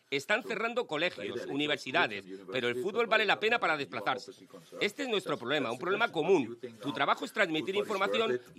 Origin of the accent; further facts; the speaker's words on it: Argentina; now in Madrid, Spain; Soy argentino, pero vivo en Madrid.